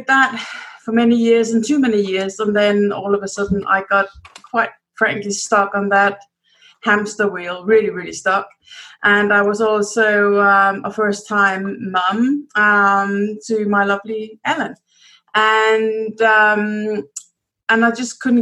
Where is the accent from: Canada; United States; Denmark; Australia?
Denmark; moved away as an adult; also born or lived in United Kingdom; I'm from Denmark. But I lived many years in the UK.